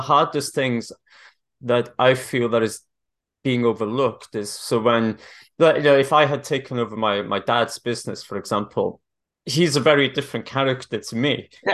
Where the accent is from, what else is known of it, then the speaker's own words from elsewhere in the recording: Wales, United Kingdom; moved away; I'm originally Welsh